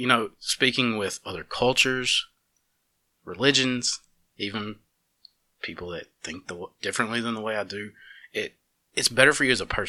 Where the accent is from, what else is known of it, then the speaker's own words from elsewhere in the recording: the South, United States; growing up in the South, raised conservative, Christian, I moved around all these places